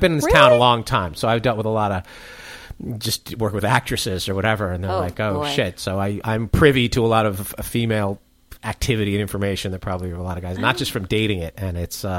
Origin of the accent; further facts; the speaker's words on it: New York City, New York, United States; I'm from New York